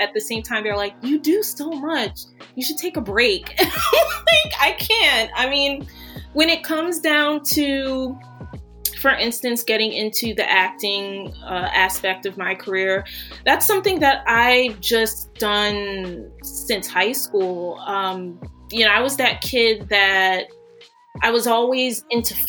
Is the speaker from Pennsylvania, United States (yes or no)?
yes; Philadelphia, Pennsylvania, United States; I'm from Philadelphia